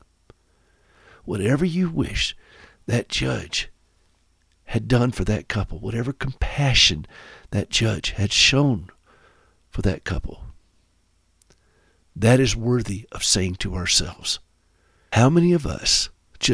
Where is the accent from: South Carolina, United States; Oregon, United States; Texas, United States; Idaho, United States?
South Carolina, United States; Anderson; moved away; my hometown in Anderson, South Carolina